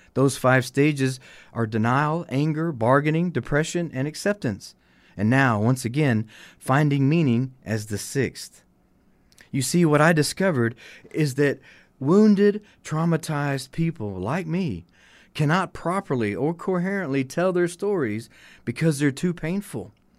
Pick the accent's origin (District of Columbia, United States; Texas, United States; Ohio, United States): Texas, United States; Hutto; also born or lived in Austin, Texas; born a fourth generation Texan, I was born here in Austin. I was raised here in Hutto.